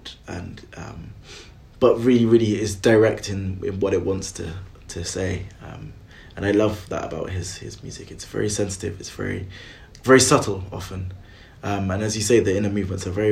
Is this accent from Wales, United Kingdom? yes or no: yes; Welsh, Wales, United Kingdom; being Welsh